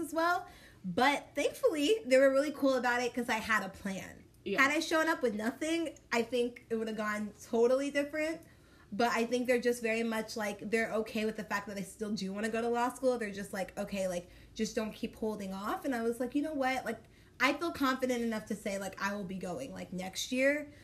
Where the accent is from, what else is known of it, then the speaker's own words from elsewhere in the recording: Dallas, Texas, United States; moved away as an adult; now in Kansas City, United States; I am from Dallas, Texas